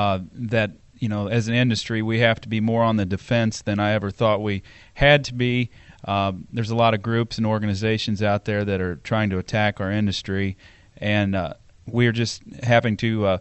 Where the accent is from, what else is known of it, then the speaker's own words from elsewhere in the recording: Marthasville, Missouri, United States; I'm from Marthasville, Missouri.